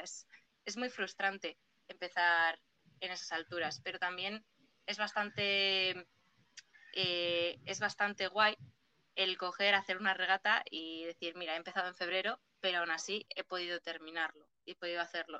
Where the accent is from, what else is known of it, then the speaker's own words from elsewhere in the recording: Portugalete, Basque Country, Spain; Yo no soy de Castro, yo soy de Porto